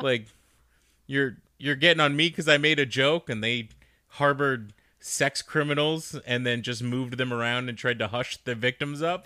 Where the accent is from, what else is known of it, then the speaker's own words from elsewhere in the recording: Arizona, United States; we're just from Arizona